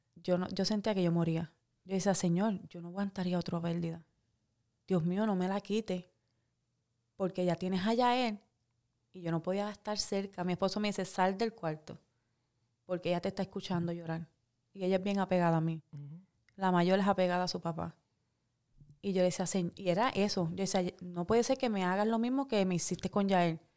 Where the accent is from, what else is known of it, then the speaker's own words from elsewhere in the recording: Puerto Rico; moved away as an adult; Me fui de Puerto Rico por el miedo de la salud de mi hija. Ahí fue que tomé la decisión hace 15 años de salir de Puerto Rico